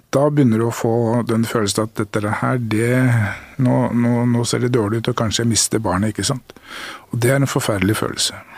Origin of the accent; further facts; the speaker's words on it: Norway; her i Norge er vi jo